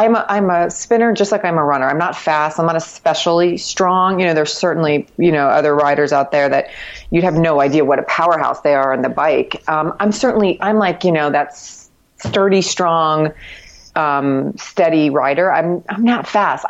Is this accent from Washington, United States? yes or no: no; Miami, Florida, United States; now in New York City, United States; I grew up in Miami